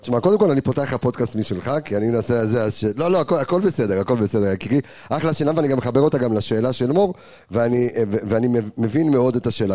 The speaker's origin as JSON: {"language": "Hebrew", "town": "Jerusalem", "region": "Jerusalem District", "country": "Israel", "said": "אני ירושלמי"}